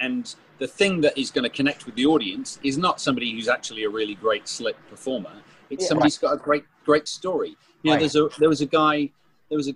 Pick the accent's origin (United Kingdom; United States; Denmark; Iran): United Kingdom; I'm British